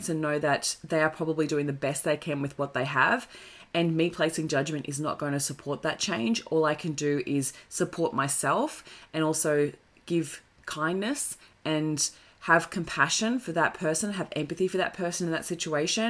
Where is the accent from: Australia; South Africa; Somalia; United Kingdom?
Australia; It comes from being the Aussie battler. Like, we constantly celebrate Aussie battlers. And it's like, okay, understandably, that's where we've come from. That's our culture